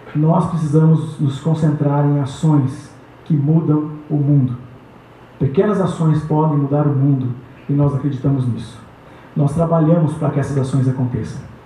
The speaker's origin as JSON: {"language": "Portuguese", "region": "São Paulo", "country": "Brazil", "tie": "born or raised there", "also_born_or_lived": "Paraná", "said": "cheguei em São Paulo com 11 anos, vindo do Paraná"}